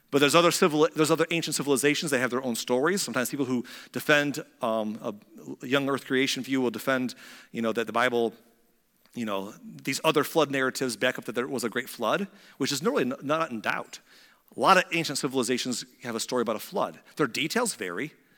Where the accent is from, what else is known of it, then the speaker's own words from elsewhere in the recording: United States; As American Christians